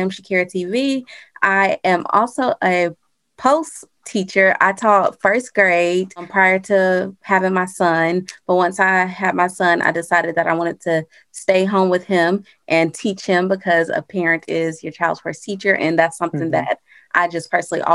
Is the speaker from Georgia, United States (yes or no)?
yes; Atlanta, Georgia, United States; And I am from Atlanta, Georgia.